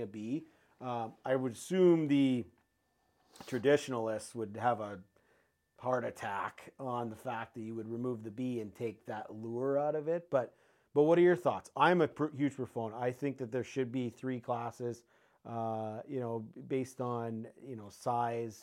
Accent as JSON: {"language": "English", "country": "Canada", "also_born_or_lived": "Saskatoon, Saskatchewan", "said": "I experienced it as a Canadian in Saskatoon"}